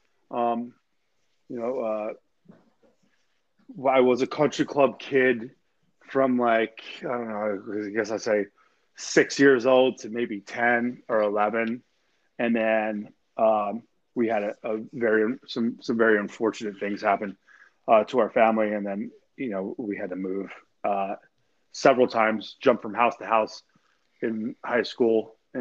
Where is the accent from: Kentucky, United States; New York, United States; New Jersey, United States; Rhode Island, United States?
New Jersey, United States; Hamilton Square; moved away as an adult; also born or lived in Princeton, New Jersey; now in Florida, United States; I was born in Princeton. I'm from Mercer County, Hamilton Square, Yardville area, like West Central New Jersey